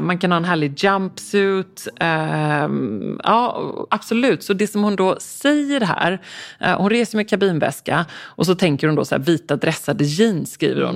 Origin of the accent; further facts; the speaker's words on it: Stockholm, Stockholm County, Sweden; nu sitter jag också här som stockholmare